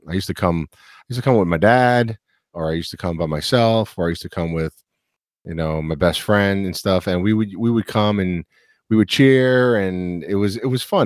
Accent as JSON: {"language": "English", "town": "New York City", "region": "New York", "country": "United States", "tie": "born or raised there", "said": "growing up in New York City"}